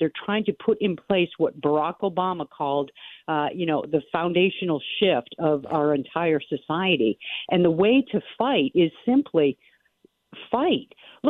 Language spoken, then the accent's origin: English; Duxbury, Massachusetts, United States; moved away; Duxbury. And that's funny. I think fondly on my growing up days, listening to WBCN radio.